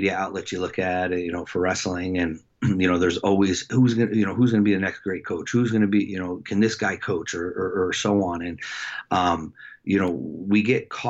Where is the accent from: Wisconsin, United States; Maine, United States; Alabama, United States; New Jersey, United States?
New Jersey, United States; Lakewood; also born or lived in Jackson; we moved from Jackson to Lakewood